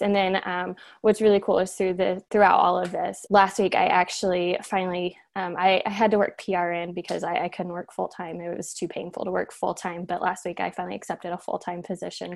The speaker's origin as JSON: {"language": "English", "town": "Cincinnati", "region": "Ohio", "country": "United States", "said": "I'm from Cincinnati"}